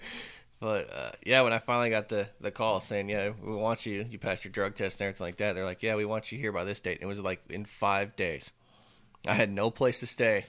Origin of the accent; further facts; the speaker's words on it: Northern California, United States; moved away as an adult; now in Texas, United States; We're from Northern